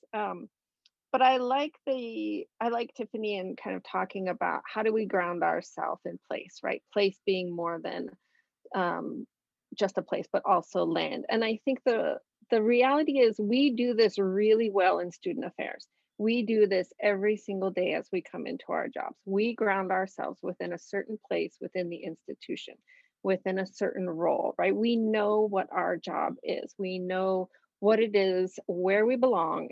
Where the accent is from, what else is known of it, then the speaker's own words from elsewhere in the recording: Arizona, United States; moved away as an adult; I am originally from Arizona. I've been out here for 11 years